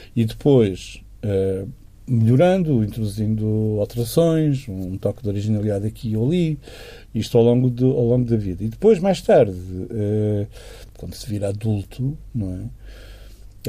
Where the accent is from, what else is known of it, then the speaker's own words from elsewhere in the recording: Chaves, Norte, Portugal; moved away; also born or lived in Douro; passamos uh, as nossas infâncias e adolescências em Chaves